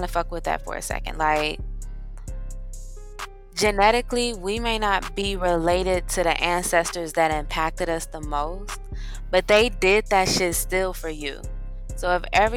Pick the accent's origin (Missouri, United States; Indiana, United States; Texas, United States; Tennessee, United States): Missouri, United States; moved away; also born or lived in Georgia; I'm from Missouri